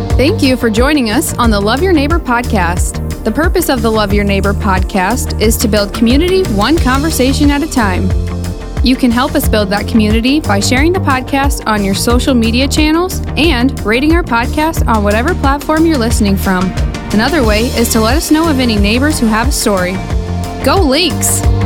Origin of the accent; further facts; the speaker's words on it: Howard, South Dakota, United States; now in Brandon, United States; growing up in Howard, everybody knew everybody